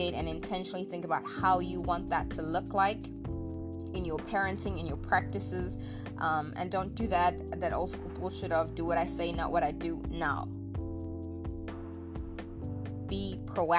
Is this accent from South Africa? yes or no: yes; South Africa; moved away as an adult; when I initially left South Africa to walk abroad many years ago